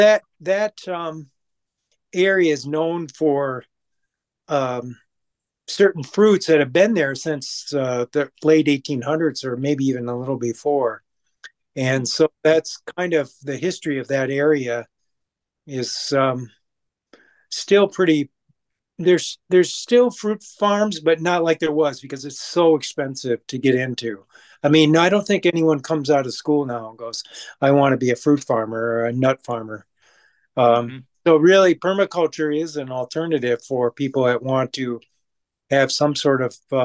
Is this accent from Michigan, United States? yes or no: yes; Saginaw, Michigan, United States; now in Kalamazoo, United States; I'm originally from Saginaw, Michigan, and my father and a partner of his had, we had two farms, Christmas tree farms.